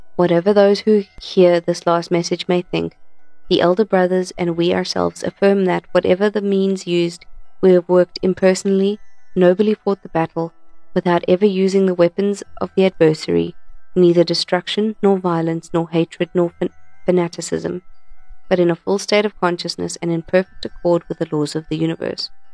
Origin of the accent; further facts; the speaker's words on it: Krugersdorp, Gauteng, South Africa; I'm from Krugersdorp